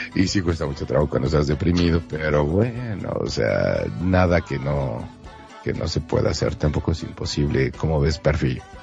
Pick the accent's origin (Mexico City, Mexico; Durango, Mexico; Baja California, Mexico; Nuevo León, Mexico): Nuevo León, Mexico; Monterrey; yo soy de Monterrey, Nuevo León, México, entonces soy medio, medio, medio norte, bueno, no, soy norteño y medio